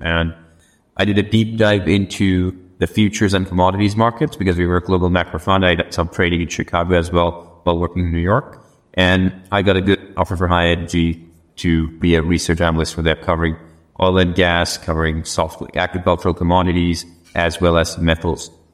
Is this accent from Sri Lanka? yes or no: yes; Sri Lanka; moved away as an adult; also born or lived in United States; I was born and brought up in Sri Lanka, but I had the good fortune of studying in the US